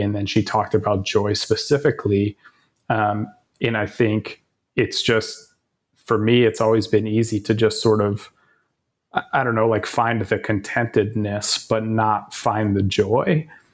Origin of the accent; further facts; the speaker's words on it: Tucson, Arizona, United States; moved away; University of Arizona, and it just, just happened to be my, my hometown